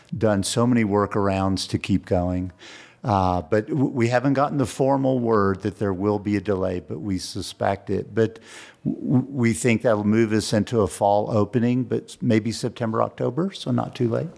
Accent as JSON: {"language": "English", "town": "San Antonio", "region": "Texas", "country": "United States", "tie": "born or raised there", "moved": "yes", "lives_now": "Santa Fe, United States", "said": "I was raised in San Antonio, Texas"}